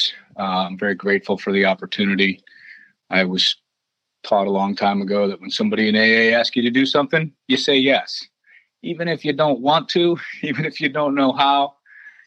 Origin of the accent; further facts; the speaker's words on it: Cleveland, Ohio, United States; moved away as an adult; also born or lived in Columbus, Ohio / Tampa, Florida; I grew up in Cleveland, Ohio, suburbs.